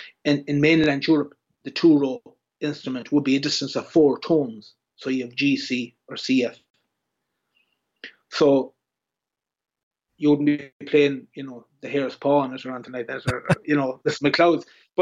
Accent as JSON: {"language": "English", "country": "Ireland", "said": "Or again, as an Irish musician, you can be very much pigeon boxed, or, you know, that's who you are."}